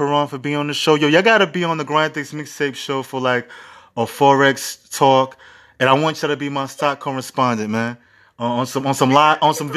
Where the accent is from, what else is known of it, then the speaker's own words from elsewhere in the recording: New York City, New York, United States; I'm from the Bronx, and, you know, the Bronx is the poorest borough in the five boroughs